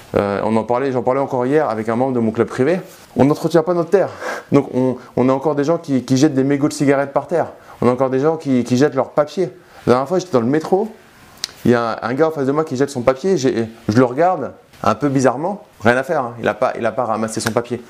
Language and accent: French; Paris, Île-de-France, France; Je suis né à Paris et j'ai toujours grandi à Paris.